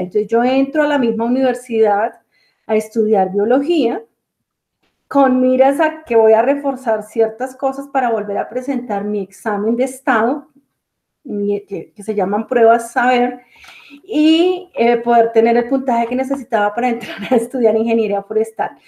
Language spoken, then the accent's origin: Spanish; Bogotá, Colombia; also born or lived in Caribbean region, Colombia; yo soy colombiana, nací en la ciudad capital, Bogotá